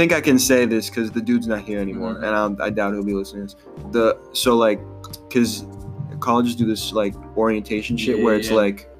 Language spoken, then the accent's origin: English; Boston, Massachusetts, United States; I was from Boston